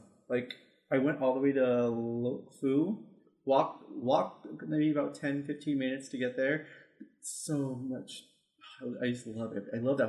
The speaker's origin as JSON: {"language": "English", "region": "California", "country": "United States", "said": "I'm from California."}